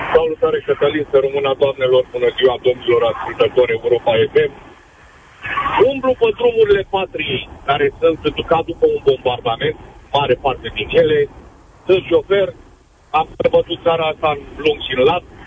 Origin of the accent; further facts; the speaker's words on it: Bucharest, Romania; sunt bucureștean